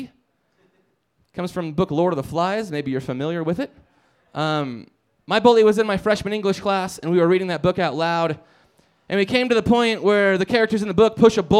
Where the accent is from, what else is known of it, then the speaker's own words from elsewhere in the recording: Nebraska, United States; now in Denver, United States; I'm from Nebraska